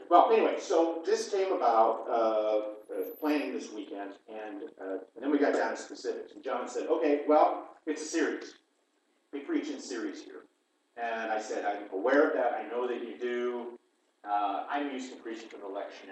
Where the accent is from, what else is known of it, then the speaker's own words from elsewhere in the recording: East Central Illinois, United States; moved away; where I grew up in East Central Illinois, that the first Lutheran church I ever went to and joined was in Flatville, Illinois